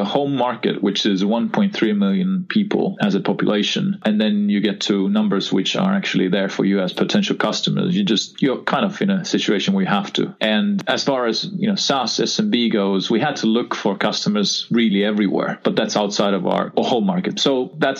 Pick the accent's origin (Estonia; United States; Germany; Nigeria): Estonia; I was born actually in Soviet Union, which was a Republic of Estonia, Soviet Republic of Estonia at that time, and regained independence in 1991. So that's where I grew up